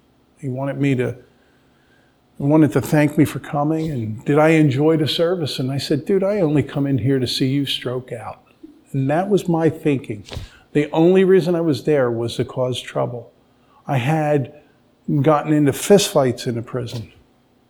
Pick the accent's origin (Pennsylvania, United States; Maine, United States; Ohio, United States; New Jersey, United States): Pennsylvania, United States; Drexel Hill; I grew up in Drexel Hill, Pennsylvania.